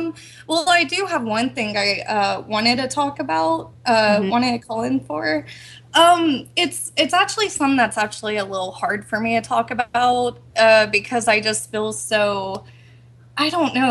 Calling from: Texas, United States

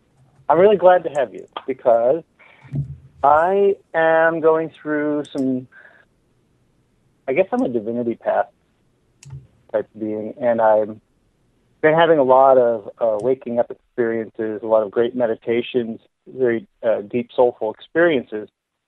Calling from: Palm Springs, California, United States; I'm calling from Palm Springs.

